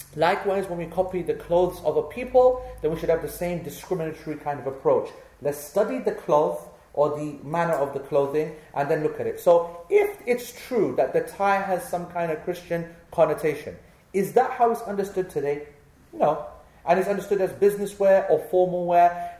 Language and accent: English; England, United Kingdom; because we are born here and we have every right to feel, be, to feel proud of being English